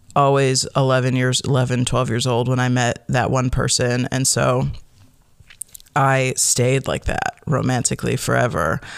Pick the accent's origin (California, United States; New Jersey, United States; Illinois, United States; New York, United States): Illinois, United States; Chicago; moved away as an adult; also born or lived in Michigan; now in Oregon, United States; I grew up in the Chicagoland area